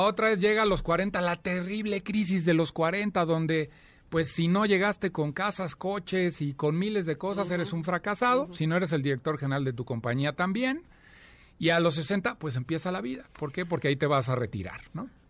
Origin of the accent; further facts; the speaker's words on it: Celaya, Guanajuato, Mexico; moved away as an adult; now in Mexico City, Mexico; nací en Celaya, Guanajuato, llevo ya veintitantos años, 24 años viviendo aquí en la Ciudad de México.